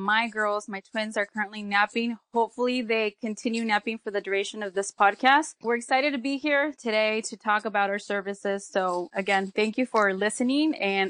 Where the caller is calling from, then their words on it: San Francisco, California, United States; guys. I'm calling from San Francisco, California.